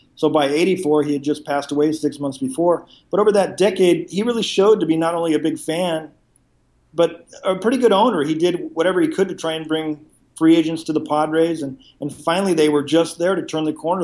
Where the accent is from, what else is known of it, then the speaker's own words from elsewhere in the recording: La Mesa, California, United States; also born or lived in San Diego; I was, uh, born and raised in San Diego. I grew up in La Mesa, just about ten miles from the stadium